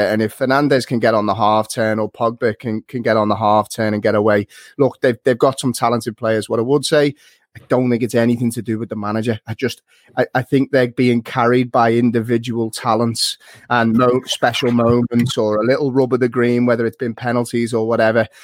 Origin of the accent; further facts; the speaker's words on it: Liverpool, North West England, United Kingdom; moved away as an adult; now in Dublin, Ireland; I'm from Liverpool and there wasn't many Man United fans knocking about back home and since I moved to Dublin